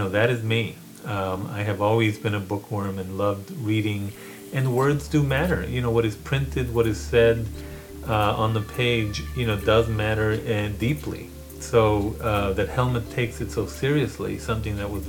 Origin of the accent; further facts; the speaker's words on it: El Paso, Texas, United States; moved away as an adult; I grew up on the Mexican-American border in Isleta, right outside the outskirts of El Paso, Texas, in a colonia